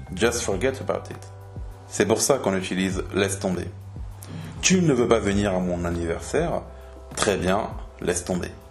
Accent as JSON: {"language": "French", "country": "France", "said": "en tant que Français"}